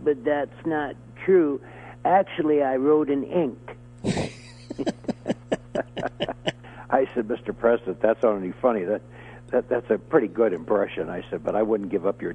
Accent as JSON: {"language": "English", "country": "Canada", "said": "I'm a Canadian"}